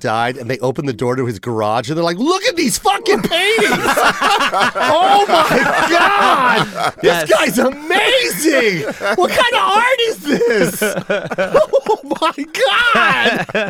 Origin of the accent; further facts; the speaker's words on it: Tacoma, Washington, United States; I'm from Tacoma.